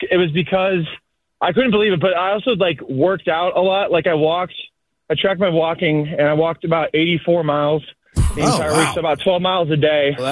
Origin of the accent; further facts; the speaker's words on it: Cleveland, Ohio, United States; you know, I grew up on Skyline. We used to have like five or six locations up in Cleveland.